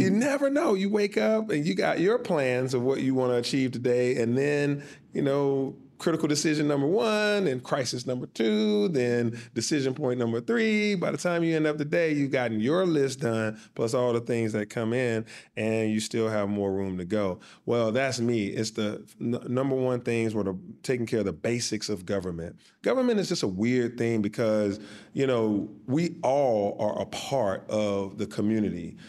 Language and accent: English; Atlanta, Georgia, United States; from Atlanta, Georgia.